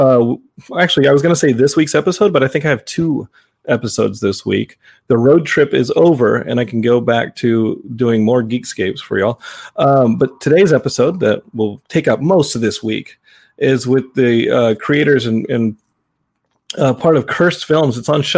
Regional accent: Austin, Texas, United States; And to see my hometown of Austin, not like I'd ever seen it before

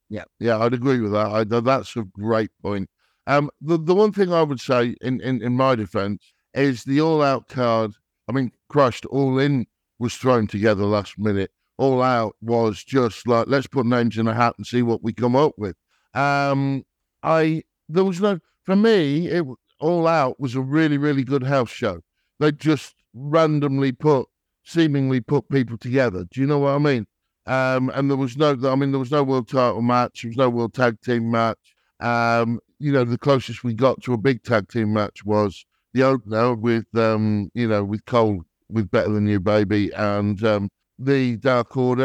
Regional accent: England, United Kingdom; I'm English or British

